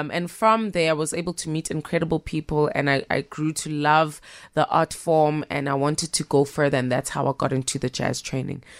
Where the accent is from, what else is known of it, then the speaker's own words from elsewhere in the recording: Pietermaritzburg, KwaZulu-Natal, South Africa; also born or lived in Durban; I'm born in Durban and I was raised in Pietermaritzburg